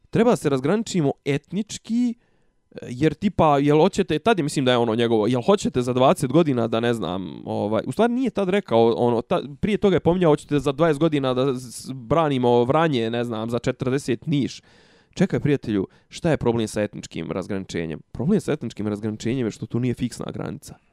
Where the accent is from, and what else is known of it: Serbia